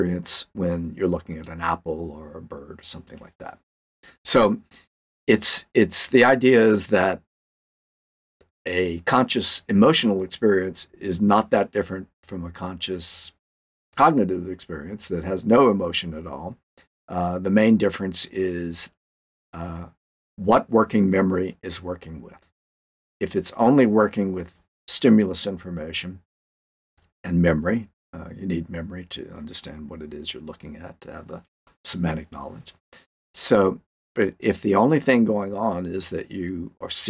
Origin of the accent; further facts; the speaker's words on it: Louisiana, United States; I'm from Louisiana